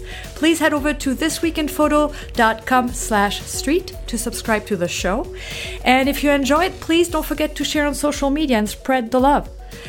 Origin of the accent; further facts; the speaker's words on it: Normandy, France; English is a second language; now in Minneapolis, United States; I'm from Normandy.